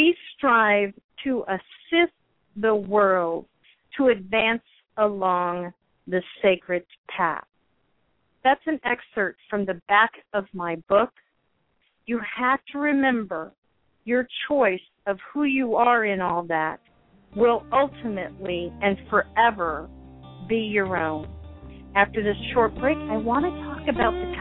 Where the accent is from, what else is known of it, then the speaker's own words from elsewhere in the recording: United States; we're both American